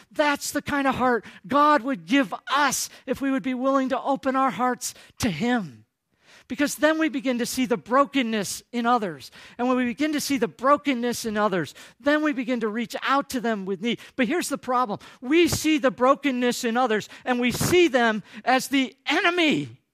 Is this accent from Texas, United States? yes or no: no; Michigan, United States; moved away; I come from Michigan